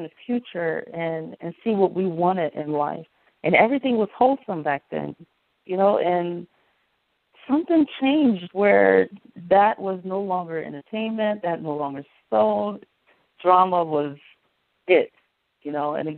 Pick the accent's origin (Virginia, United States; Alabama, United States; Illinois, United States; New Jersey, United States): New Jersey, United States; North; I grew up in North New Jersey